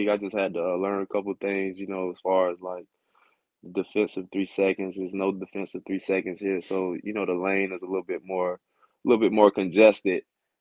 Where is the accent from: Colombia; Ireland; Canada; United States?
United States; Florida; moved away as an adult; also born or lived in Tennessee / Buffalo, New York / Georgia; now in Bristol, United Kingdom; I'm from Florida originally, and I went to a small high school, 1A high school in Florida, Malone High School